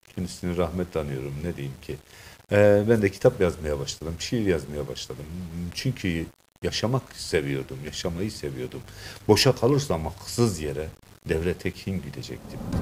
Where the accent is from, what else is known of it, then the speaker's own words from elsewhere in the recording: Develi, Kayseri Province, Turkey; Kayseri'nin Develi'de 1960 doğumluyum